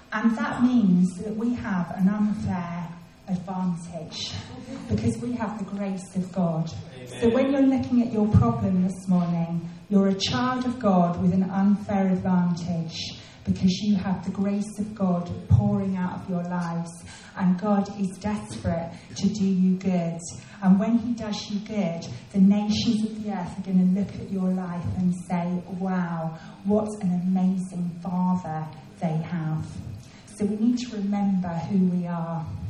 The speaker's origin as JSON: {"language": "English", "region": "England", "country": "United Kingdom", "said": "it was the first Christmas that I was away from England"}